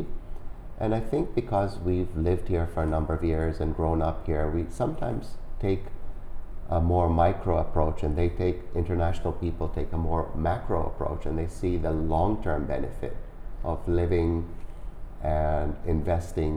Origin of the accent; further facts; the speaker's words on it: Vancouver, British Columbia, Canada; I'm from Vancouver